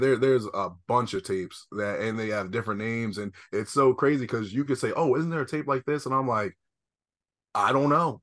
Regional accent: East Coast, United States; I'm from the East Coast

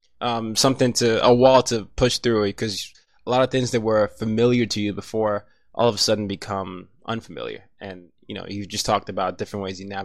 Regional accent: Nigeria; now in United States; Every time I go back to Nigeria, everybody wants to hear my accent because I sound different from the typical Nigerian.

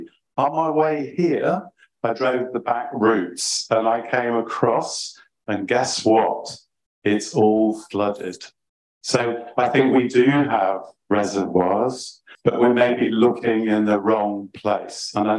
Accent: near Peterborough, East of England, United Kingdom; moved away; I'm a Fen boy. I grew up near Peterborough. It was the nature of my childhood.

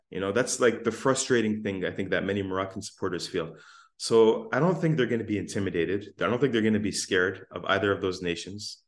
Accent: Windsor, Ontario, Canada; now in Hamilton, Canada; we're from Windsor.

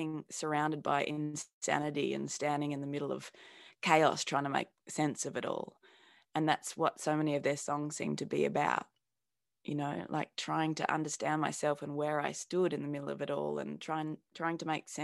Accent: Australia; accent: Australian; I was inspired by Paul's Australian accent. It's not crazy strong like mine ended up being

